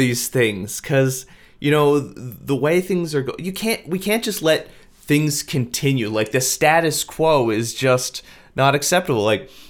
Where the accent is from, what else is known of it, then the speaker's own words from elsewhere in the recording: Winkler, Manitoba, Canada; moved away; I grew up in Winkler, like a small rural town.